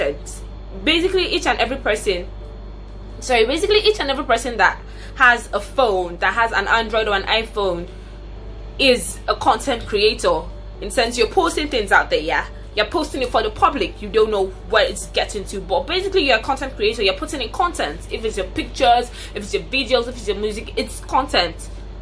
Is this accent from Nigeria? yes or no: yes; Nigeria; I'm a Nigerian, a proud citizen of Nigeria